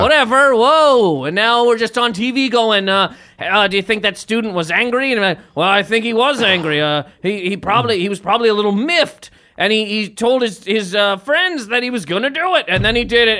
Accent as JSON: {"language": "English", "country": "Canada", "said": "I'm from Canada."}